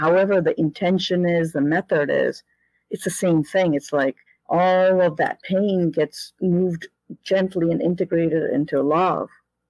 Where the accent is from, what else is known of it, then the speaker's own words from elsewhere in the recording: India; born there; Well, I was born in India and I had an experience of source very quickly